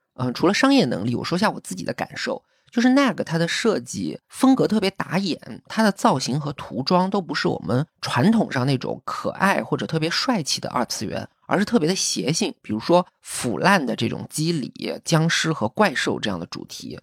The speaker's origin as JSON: {"language": "Chinese", "country": "China", "said": "我们中国人是这样"}